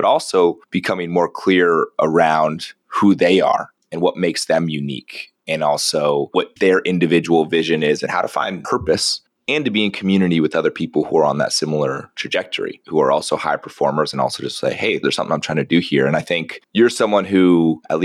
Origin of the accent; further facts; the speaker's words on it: San Diego, California, United States; I grew up in San Diego